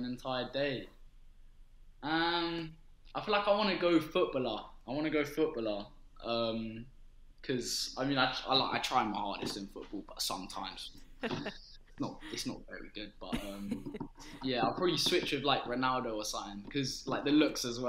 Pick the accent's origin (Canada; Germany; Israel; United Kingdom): United Kingdom; London; I was born in Holman Hospital, sort of that Hackney area, so got to think Hackney